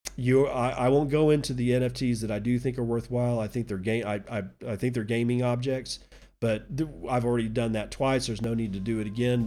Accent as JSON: {"language": "English", "region": "Texas", "country": "United States", "said": "I'm a Texan"}